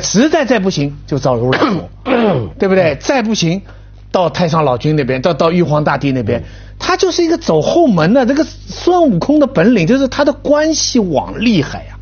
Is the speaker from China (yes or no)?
yes; China; 我们中国人